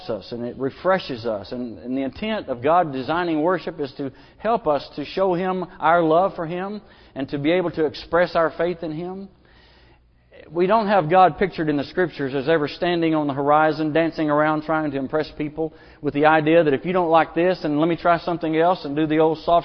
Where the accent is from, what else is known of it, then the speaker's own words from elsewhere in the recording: Booneville, Arkansas, United States; I'm from Logan County, Boonville, Arkansas, and Mount Magazine is just right there, a stone's throw away.